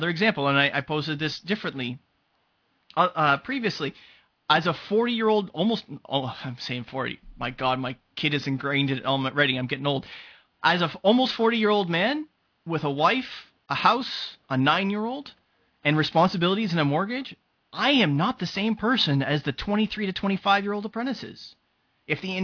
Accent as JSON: {"language": "English", "country": "Canada", "said": "I'm Canadian."}